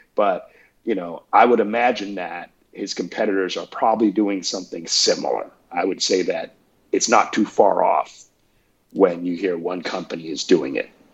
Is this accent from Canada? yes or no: yes; Canada; moved away as an adult; also born or lived in Peterborough, Ontario / Toronto; now in Atlanta, United States; I am Canadian, I have dual citizenship